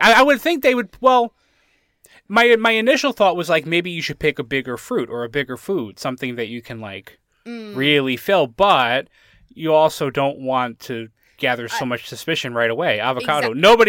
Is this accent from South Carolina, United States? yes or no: no; Connecticut, United States; I'm on the East Coast. I'm in Pennsylvania now, but I grew up in Connecticut, and that's where that store was.